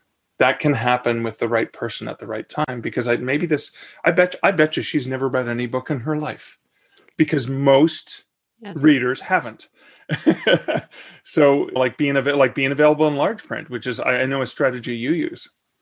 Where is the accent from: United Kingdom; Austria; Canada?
Canada; Hamilton, Ontario; I'm from Hamilton